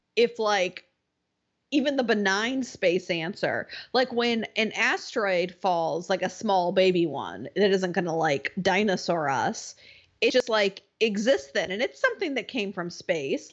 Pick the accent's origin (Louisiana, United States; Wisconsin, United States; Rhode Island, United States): Wisconsin, United States; I grew up in Wisconsin